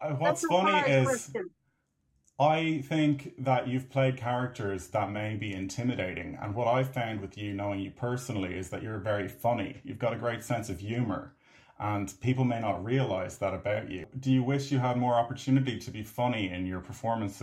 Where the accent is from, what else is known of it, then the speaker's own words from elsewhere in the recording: Ireland; I'm an Irish filmmaker and actor.